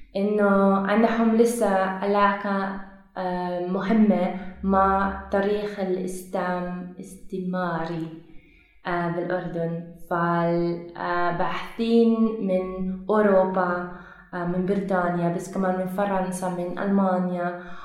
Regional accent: Belgium; Arabic is a second language; moved away as an adult; now in Jordan; أنا من بلجيكا

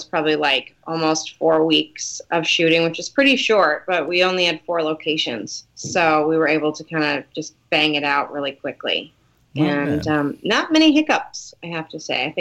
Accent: Detroit, Michigan, United States; moved away

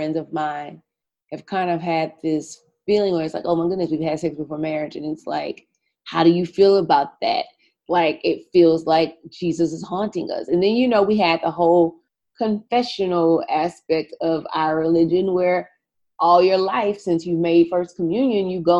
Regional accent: Louisiana, United States; I was raised Catholic in Louisiana. We have a very large Black Catholic community in the state of Louisiana.

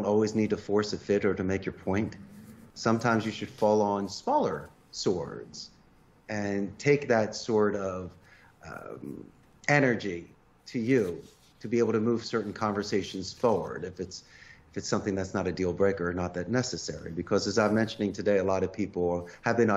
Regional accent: Philadelphia, Pennsylvania, United States; moved away as an adult; also born or lived in Arizona; now in Costa Rica; I'm originally from Northeast Philadelphia

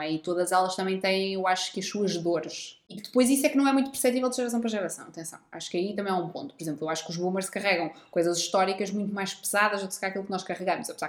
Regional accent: Centro, Portugal; Porque eu sou do centro

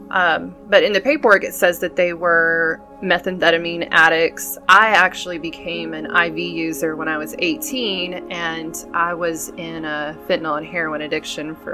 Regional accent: Dallas, Texas, United States; born there; I was born in Dallas, and they had apparently lived in Burnet, Texas, and they took me back home with them.

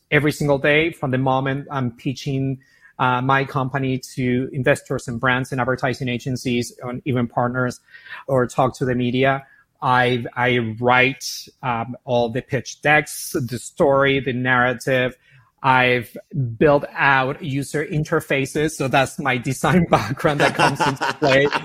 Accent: Buenos Aires, Argentina; moved away as an adult; also born or lived in San Francisco / Miami; as you can hear my accent, I'm from Argentina, from Buenos Aires, born and raised. Moved to San Francisco when I was 20 years old.

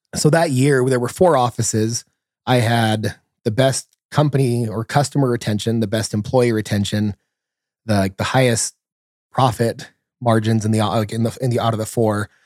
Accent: San Bernardino, California, United States; I grew up in San Bernardino, California, so, you know, not the nicest place in the world.

